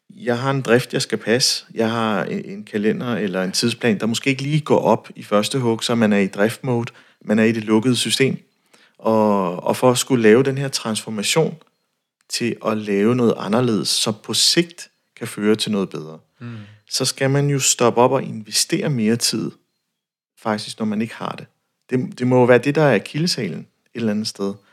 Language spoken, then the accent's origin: Danish; North Jutland, North Denmark Region, Denmark